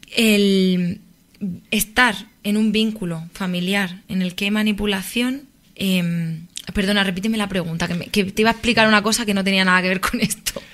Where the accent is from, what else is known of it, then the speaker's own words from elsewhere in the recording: Murcia, Region of Murcia, Spain; moved away as an adult; now in Madrid, Spain; soy de Murcia